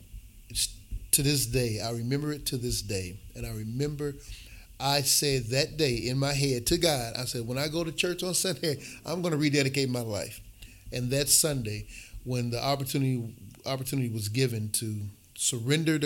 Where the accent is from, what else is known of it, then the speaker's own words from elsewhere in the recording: Milwaukee, Wisconsin, United States; also born or lived in Chicago; I grew up here in Milwaukee, born in Chicago, but raised here in Milwaukee